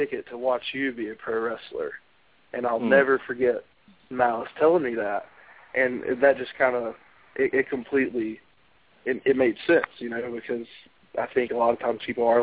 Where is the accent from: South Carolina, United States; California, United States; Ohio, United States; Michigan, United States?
South Carolina, United States; Westminster; my hometown, Westminster, South Carolina